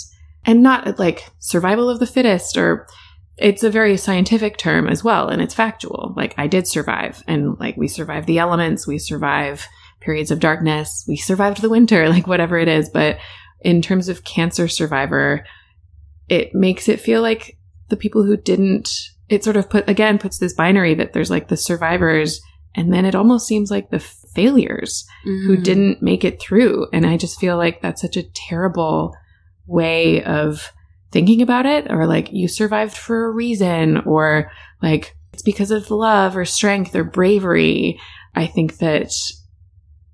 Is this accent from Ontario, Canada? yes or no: yes; Richmond Hill, Ontario, Canada; I grew up in Richmond Hill to British parents, and I'm an only child